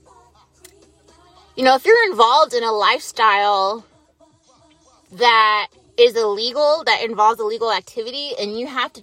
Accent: United States; as an American

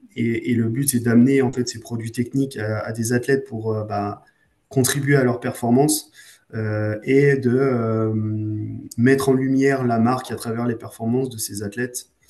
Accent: Arêches-Beaufort, Auvergne-Rhône-Alpes, France; je viens, je viens d'Arèche-Beaufort euh, en Savoie, donc bah, on est un peu avec des skis au pied

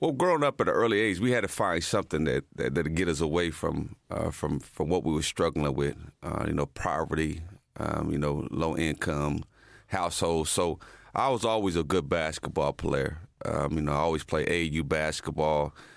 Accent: Muncie, Indiana, United States; moved away as an adult; also born or lived in Dallas, Texas; growing up in the Muncie-Anna home, my grandmother, uh, lived in Muncie-Anna homes

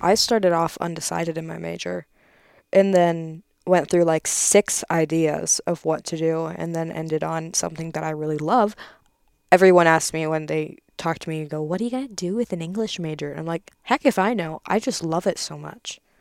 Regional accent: Crofton, Nebraska, United States; I'm from Crofton

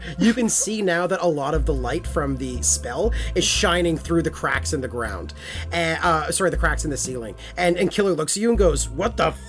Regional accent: Texas, United States; And it was when I grew up in Texas.

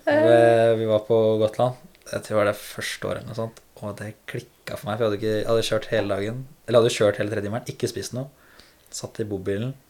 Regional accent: Rælingen, Akershus, Norway; Ja, jeg er fra Rælingen, da. Lillestrøm.

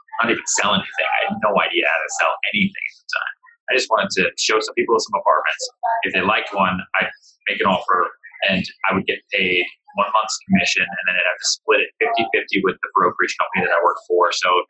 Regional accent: Houston, Texas, United States; born there; also born or lived in Long Island / Boston; I grew up in a bunch of places. I was born in Texas, in Houston. I bounced around a lot. We moved a lot around Texas, and then we moved to Long Island.

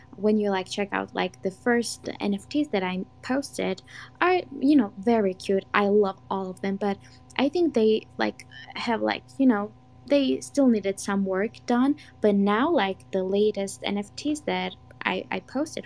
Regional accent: Georgia

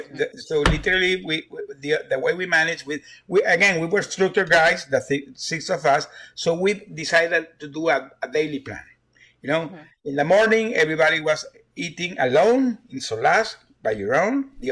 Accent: Houston, Texas, United States; One of them is from Louisiana, and the other five we are from Houston.

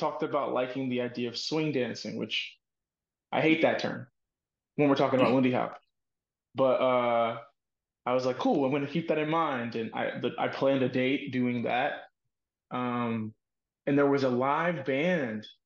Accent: Dallas, Texas, United States; I grew up in Dallas, Texas

